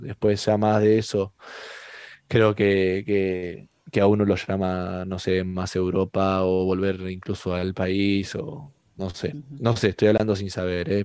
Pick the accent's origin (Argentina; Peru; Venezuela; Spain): Argentina; Mar del Plata, Buenos Aires Province; moved away as an adult; now in Qatar; somos, o sea, somos argentinos